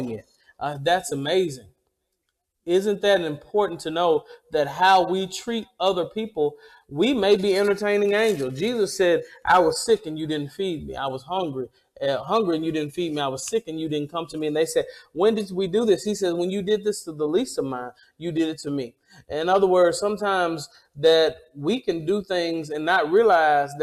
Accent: Mississippi, United States; I am from Mississippi, and Mississippi is the hospitality state

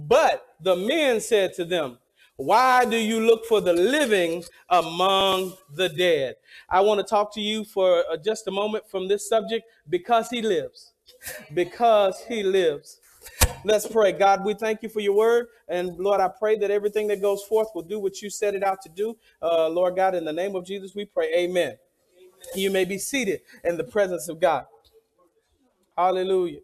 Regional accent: the South, United States; I'm from the South

